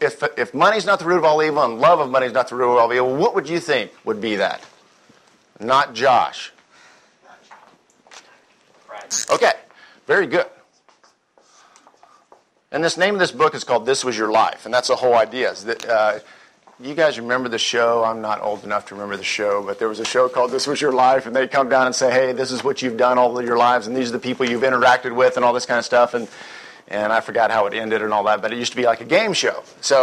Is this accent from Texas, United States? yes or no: yes; Texas, United States; And even though I'm from Texas and I'm a salesman, I'm very slow, I do speak rather quickly.